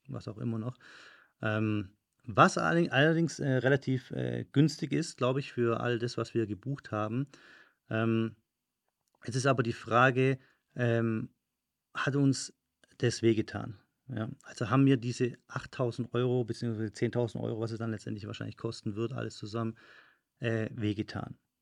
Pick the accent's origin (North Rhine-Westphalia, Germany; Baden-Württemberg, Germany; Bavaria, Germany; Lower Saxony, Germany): Baden-Württemberg, Germany; Stuttgart; now in Madrid, Spain; in Stuttgart, da wo ich herkomme